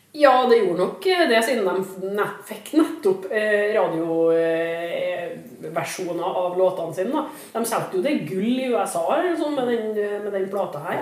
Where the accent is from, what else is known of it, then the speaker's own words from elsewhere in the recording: Trondheim, Trøndelag, Norway; det bryggeriet lå eh, bokstavelig talt steinkast der jeg vokste opp